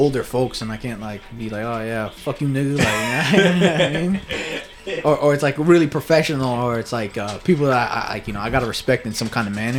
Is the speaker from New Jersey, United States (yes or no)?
yes; Piscataway, New Jersey, United States; also born or lived in Kearny, New Jersey; I'm from Piscataway.